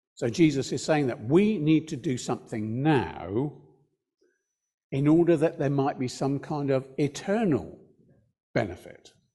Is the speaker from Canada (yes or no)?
no; United Kingdom; we're British